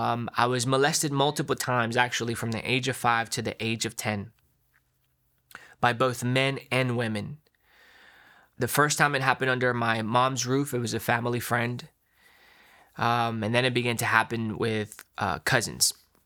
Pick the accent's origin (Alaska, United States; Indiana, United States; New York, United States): New York, United States; Long Island; born there; Yeah, so I was born in New York, Long Island, New York, from immigrant parents.